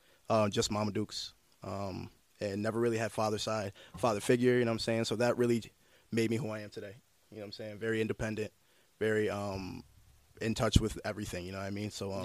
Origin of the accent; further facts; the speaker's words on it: Utica, New York, United States; So, 315 raised me. I'm from Utica, New York.